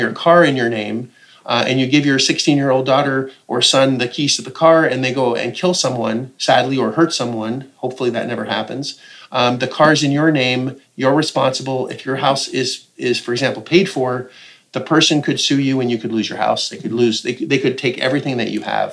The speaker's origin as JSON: {"language": "English", "country": "Canada", "said": "as a Canadian"}